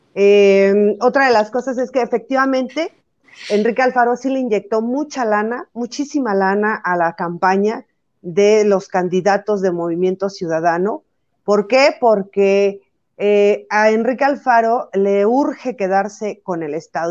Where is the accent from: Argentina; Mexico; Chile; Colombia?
Mexico; Jalisco; que soy del estado de Jalisco